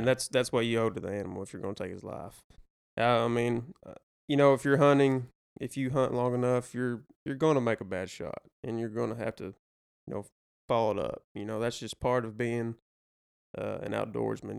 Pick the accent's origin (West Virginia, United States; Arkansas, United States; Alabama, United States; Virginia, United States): Arkansas, United States; Damascus; I am from Damascus, Arkansas. Grew up with these two fine fellows over here.